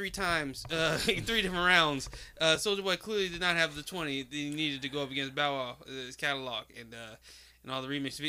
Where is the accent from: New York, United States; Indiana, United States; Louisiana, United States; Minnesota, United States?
Louisiana, United States; New Orleans; I'm from New Orleans for real.